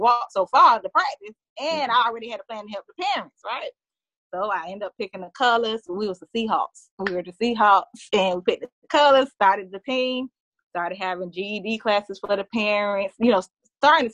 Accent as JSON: {"language": "English", "town": "Miami", "region": "Florida", "country": "United States", "lives_now": "Orlando, United States", "said": "I'm originally from Miami."}